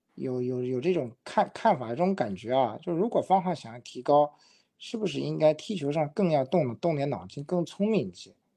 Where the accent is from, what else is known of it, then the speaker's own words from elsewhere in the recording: Shanghai, China; 就觉得我们上海人说方浩的这个突破好像有点一根筋了。